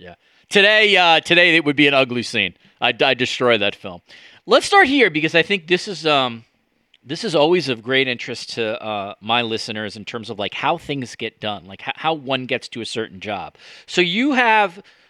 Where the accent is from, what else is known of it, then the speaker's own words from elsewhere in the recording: New York, United States; as a New Yorker